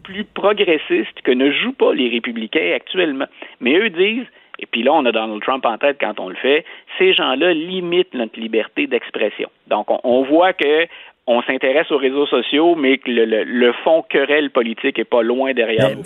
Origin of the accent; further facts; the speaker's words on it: Canada; chez nous au Canada